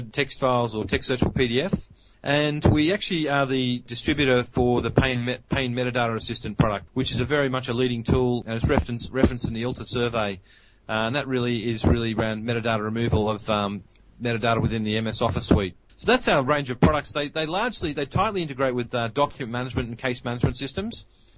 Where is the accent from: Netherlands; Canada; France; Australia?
Australia; accent: Australian; as you can actually hear by my accent, we're an Australian company.